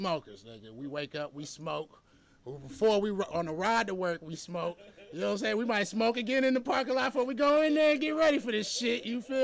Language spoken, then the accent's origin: English; Atlanta, Georgia, United States; I'm from Atlanta.